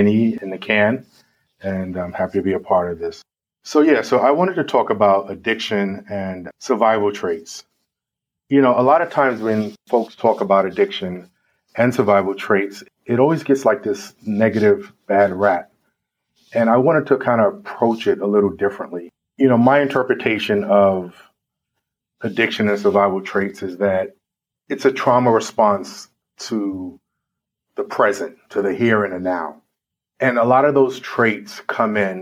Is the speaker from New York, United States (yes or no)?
yes; New York City, New York, United States; I grew up in the South Bronx at a time that was probably considered one of the most violent times in New York history